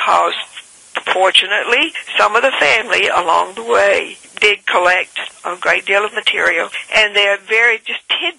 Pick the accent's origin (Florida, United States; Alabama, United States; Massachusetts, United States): Alabama, United States; also born or lived in Montgomery, Alabama / Prattville, Alabama / Clanton, Alabama / Auburn, Alabama; I was born in Montgomery. I have a long line of ancestors that were in Montgomery, but my grandparents, both sets of grandparents, and my parents lived in Prattville when I was born